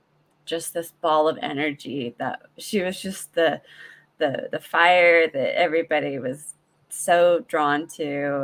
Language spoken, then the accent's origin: English; Utah, United States; I am born and raised here in Utah, and so me and my family live here currently, and yeah, that's where I'm from.